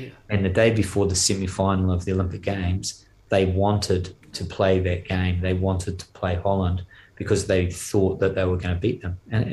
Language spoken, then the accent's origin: English; New Zealand; moved away; being a Kiwi, I'm actually not so good at French and not so good at Flemish